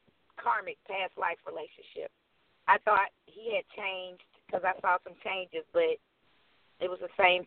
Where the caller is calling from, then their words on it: Tucker, Georgia, United States; I'm calling from Tucker, Georgia.